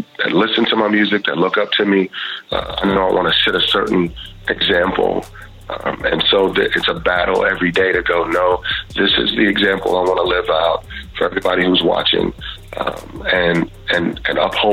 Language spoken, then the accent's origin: English; Houston, Texas, United States; I grew up in Texas and Houston.